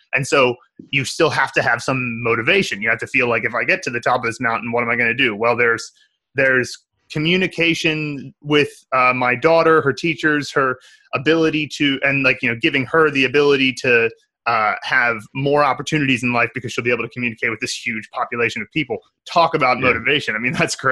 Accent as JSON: {"language": "English", "country": "United States", "said": "as an American"}